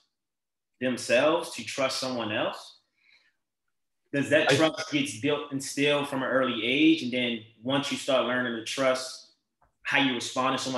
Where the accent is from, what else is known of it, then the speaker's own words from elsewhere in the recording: Baltimore, Maryland, United States; moved away as an adult; now in Los Angeles, United States; I grew up in Baltimore City